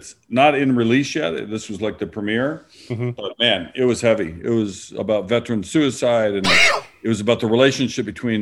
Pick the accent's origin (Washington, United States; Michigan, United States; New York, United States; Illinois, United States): Washington, United States; Kent; moved away; I went to Jefferson. I grew up on Star Lake, Kent, Washington, technically